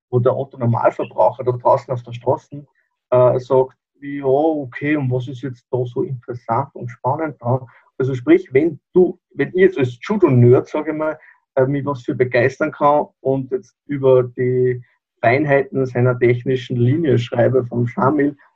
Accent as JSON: {"language": "German", "region": "Upper Austria", "country": "Austria", "said": "Ich bin aus Oberösterreich"}